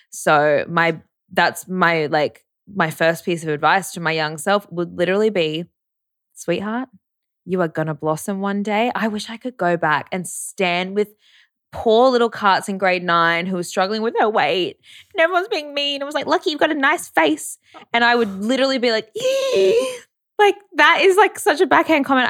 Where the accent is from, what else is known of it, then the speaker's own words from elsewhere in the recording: Brisbane, Queensland, Australia; I grew up around in Brisbane as well at private schools